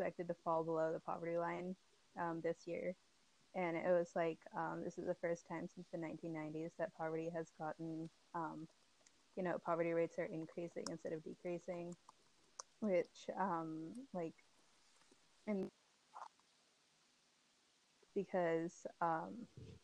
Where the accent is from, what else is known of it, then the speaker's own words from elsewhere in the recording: San Diego, California, United States; I'm a junior from San Diego, California